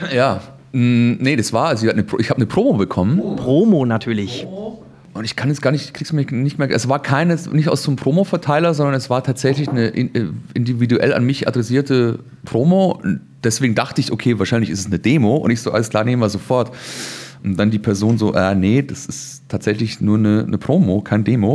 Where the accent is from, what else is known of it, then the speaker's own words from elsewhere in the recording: Chiemgau, Bavaria, Germany; moved away; in Bayern, in Chiemgau, da wo ich herkomme